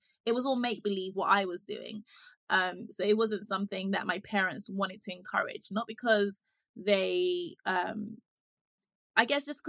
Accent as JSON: {"language": "English", "country": "United Kingdom", "tie": "born or raised there", "also_born_or_lived": "Ghana", "said": "I was born in the UK and I lived here for a few of my formative years. I want to say until about seven"}